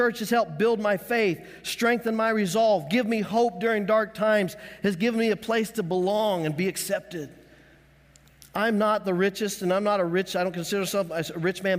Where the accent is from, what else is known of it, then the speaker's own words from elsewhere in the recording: Colorado, United States; When we lived growing up in Colorado and I learned to love the Denver Donkeys, that was our family in Colorado.